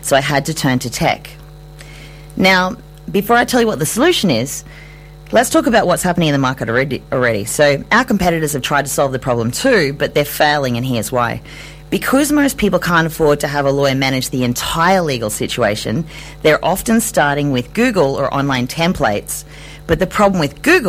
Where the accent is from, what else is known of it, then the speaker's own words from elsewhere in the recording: Ayr, Queensland, Australia; I grew up in Eyre, a tiny country town in North Queensland